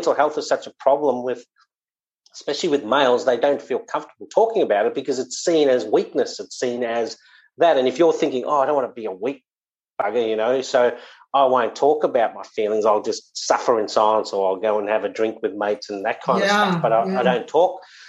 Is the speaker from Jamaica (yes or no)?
no; South Africa; born there; my dad, I was born in South Africa, fairly robust dad